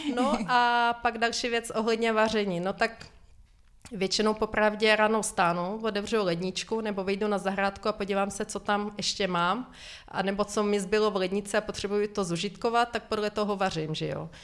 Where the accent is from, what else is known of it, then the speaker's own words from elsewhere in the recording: Ukraine; first language Ukrainian; Czech is a second language; moved away as an adult; now in Czech Republic; Zbytek rodiny bydlí na Ukrajině, takže já de facto jenom využívám e, svůj rodný jazyk, e, když volá mamě přes Skype